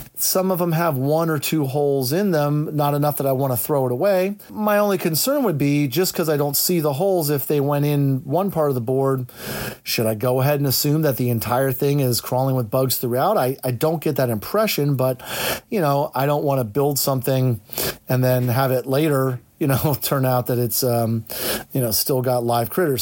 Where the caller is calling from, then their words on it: Central Pennsylvania, United States; I'm calling from Central Pennsylvania